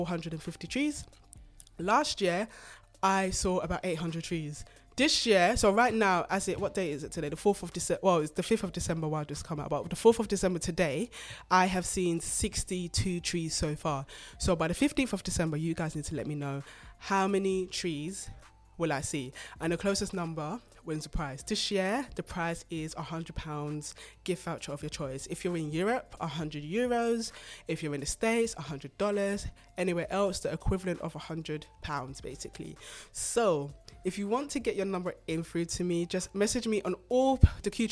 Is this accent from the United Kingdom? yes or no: no; Ghana; I'm Ghanaian